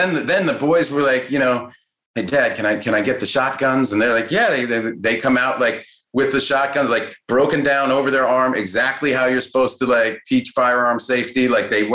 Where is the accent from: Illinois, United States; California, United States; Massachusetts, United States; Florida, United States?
Massachusetts, United States; Cambridge; I grew up in Cambridge, Massachusetts